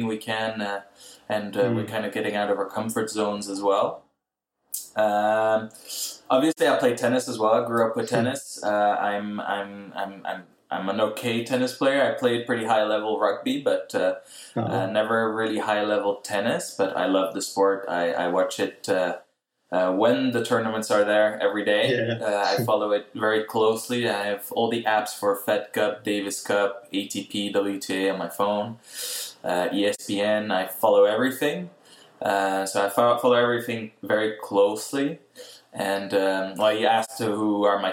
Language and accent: English; Netherlands; now in Quebec, Canada; I'm from Holland, from the Netherlands